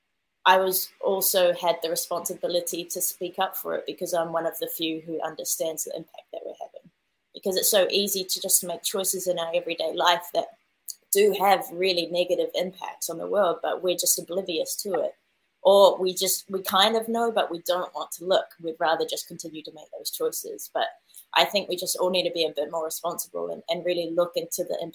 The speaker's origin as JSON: {"language": "English", "country": "New Zealand", "tie": "born or raised there", "said": "I obviously grew up in New Zealand"}